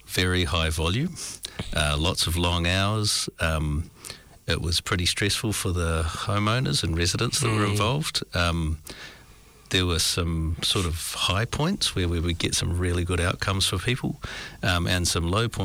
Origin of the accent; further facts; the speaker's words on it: New Zealand; as a New Zealander, our culture is that we assume